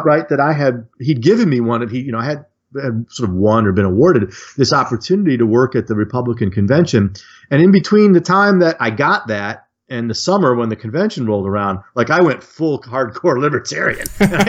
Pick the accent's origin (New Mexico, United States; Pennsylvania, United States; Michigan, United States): Michigan, United States; Detroit; I grew up outside Detroit in the Detroit suburbs